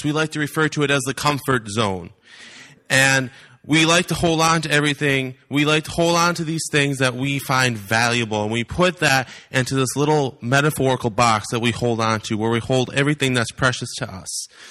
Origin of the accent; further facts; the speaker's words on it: Wisconsin, United States; now in Iowa, United States; I am from Iowa. I'm actually originally from the wonderful state of Wisconsin